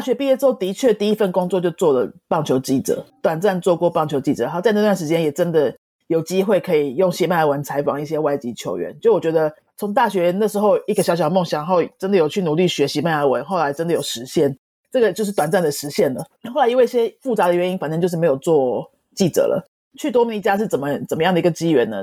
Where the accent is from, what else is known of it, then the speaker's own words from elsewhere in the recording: Taiwan; 我们台湾籍的老师教英文，英文不是我们的母语嘛